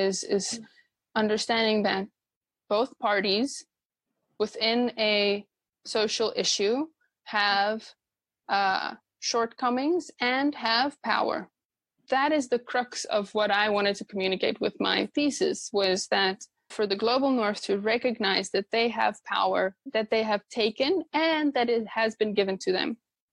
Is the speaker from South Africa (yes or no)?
yes; South Africa; I was born in the same year South Africa became a democracy.